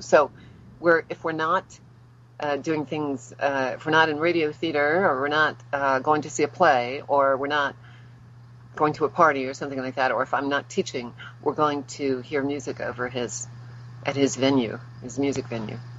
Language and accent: English; New Orleans, Louisiana, United States; moved away as an adult; also born or lived in Los Angeles; now in Tampa, United States; I am originally from New Orleans